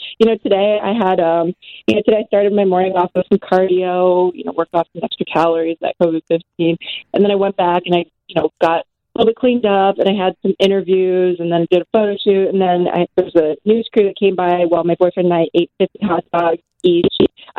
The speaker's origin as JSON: {"language": "English", "region": "New York", "country": "United States", "tie": "born there", "said": "sure, I was born in New York and I did my first year of college in New York."}